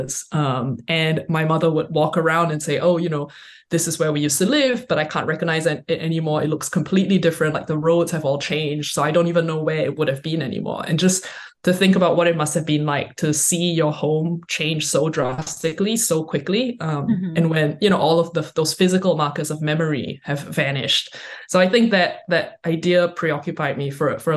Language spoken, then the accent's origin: English; Singapore; now in United States; I'm from Singapore. I grew up in Singapore